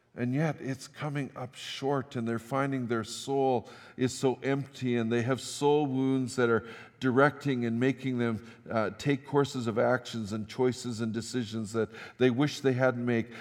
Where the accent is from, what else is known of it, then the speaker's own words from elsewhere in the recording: Fort St. John, British Columbia, Canada; moved away as an adult; also born or lived in Tumbler Ridge / Saskatchewan; now in Grande Prairie, Canada; I grew up in Fort Saint John, pastored in Tumbler Ridge